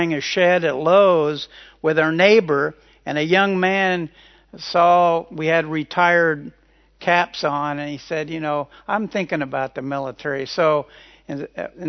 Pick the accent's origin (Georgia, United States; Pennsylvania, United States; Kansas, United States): Kansas, United States; Carol and I both grew up in Kansas.